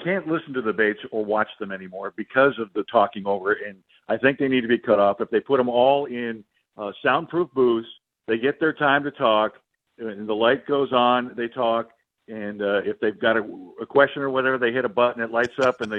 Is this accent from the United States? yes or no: yes; North Dakota, United States; moved away; I'm originally from North Dakota